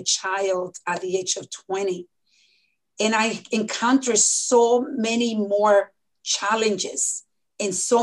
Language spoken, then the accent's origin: English; Dominican Republic; moved away; when I was born in the Dominican Republic